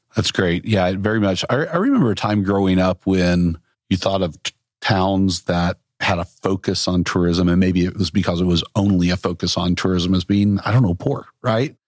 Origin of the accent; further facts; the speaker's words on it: Little Rock, Arkansas, United States; moved away; I grew up also in Little Rock, uh, by the way, moved away, went all over the country